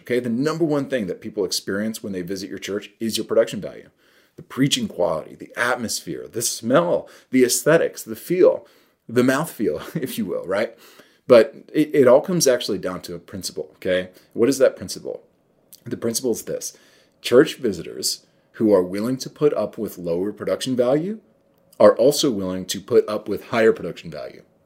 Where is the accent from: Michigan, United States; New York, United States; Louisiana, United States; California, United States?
New York, United States; I'm from New York